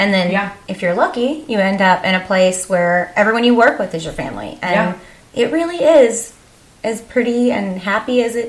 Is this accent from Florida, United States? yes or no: no; Texas, United States; we're from Texas. I know I have an accent.